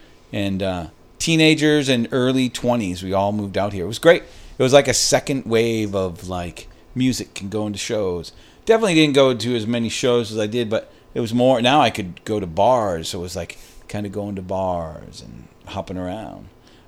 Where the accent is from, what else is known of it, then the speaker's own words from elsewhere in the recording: Maine, United States; moved away as an adult; It's funny, when I moved out here from Maine in 1987, I remember looking for a job. I did some screen printing on my own in Maine. Did I say I was from Maine?